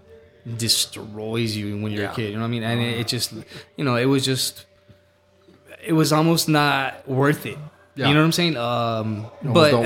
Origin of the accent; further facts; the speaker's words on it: El Paso, Texas, United States; I grew up in Central with my grandma on my mom's side.